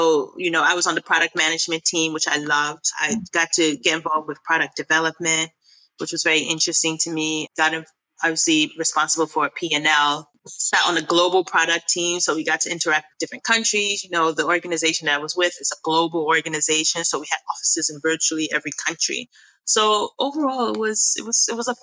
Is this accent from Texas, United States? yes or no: no; New York City, New York, United States; moved away as an adult; now in Accra, Ghana; I am originally Ghanaian. Both my parents are Ghanaian, but I was born and raised in New York. So I'm a New Yorker through and through, and currently based in Accra